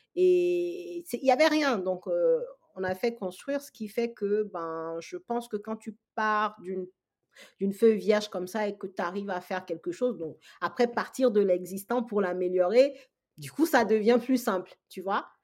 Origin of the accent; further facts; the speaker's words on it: Togo; moved away as an adult; now in France; je suis absolument pas née en France, je suis togolaise, donc euh, de l'Afrique de l'Ouest. J'ai fait mes études primaires, secondaires, j'ai eu mon bac au Togo et ensuite je suis arrivée en France en fait pour mes études supérieures